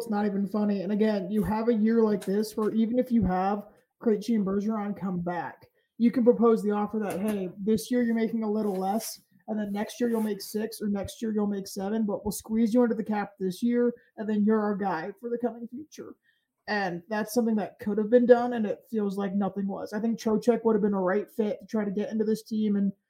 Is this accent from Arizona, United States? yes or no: no; Providence, Rhode Island, United States; I'm from Providence. I get the crap on Rhode Island. I'm from it.